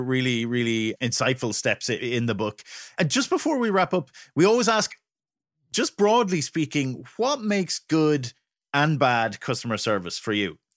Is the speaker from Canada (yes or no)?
no; Ireland; as an Irishman